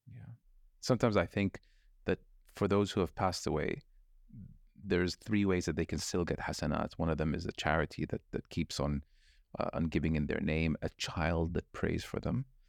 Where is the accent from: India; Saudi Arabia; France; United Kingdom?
Saudi Arabia; also born or lived in California, United States; I'm Muslim or not say I'm from Saudi Arabia